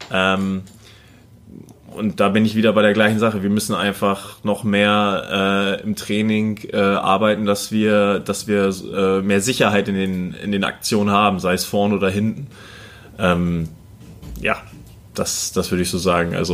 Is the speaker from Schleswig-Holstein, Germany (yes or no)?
yes; Kiel, Schleswig-Holstein, Germany; dieses als Kieler, das, äh, da denkt man gar nicht dran, okay.